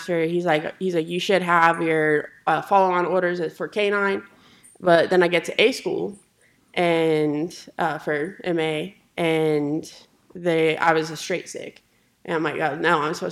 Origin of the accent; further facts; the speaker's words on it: Cheyenne, Wyoming, United States; moved away as an adult; I grew up in Cheyenne, Wyoming. Yeah. Lived there for 18 years